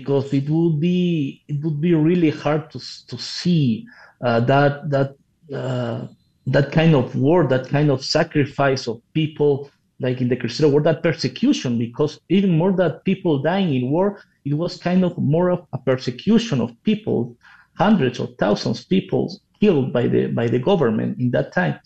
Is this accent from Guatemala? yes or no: no; Peru; now in Mexico; I'm from Peru